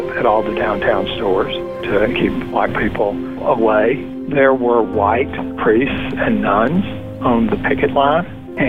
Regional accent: Greenwood, Mississippi, United States; I was raised in Southern Baptist Church in Greenwood, Mississippi, a medium-sized town. It was about 20,000 when I was growing up in the Delta region of the state of Mississippi, which is up in the northwest corner of the state

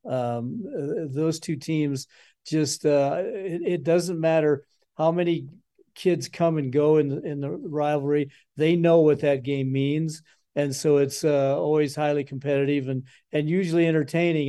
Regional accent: Cheyenne, Wyoming, United States; also born or lived in Laramie; I'm from Cheyenne originally.

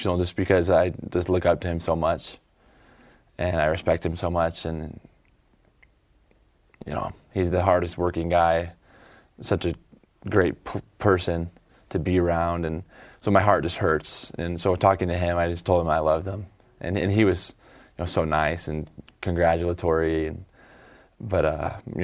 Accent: Eagle, Idaho, United States; now in Provo, United States; my hometown team

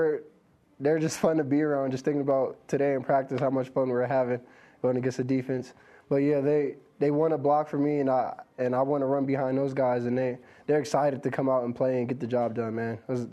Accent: Milpitas, California, United States; moved away; I come from Milpitas, California.

